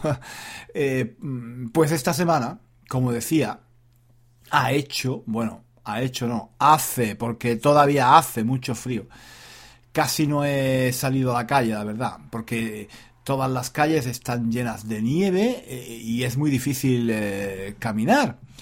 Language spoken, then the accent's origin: Spanish; Spain; now in London, United Kingdom; yo crecí en España, en una familia donde había muchas mujeres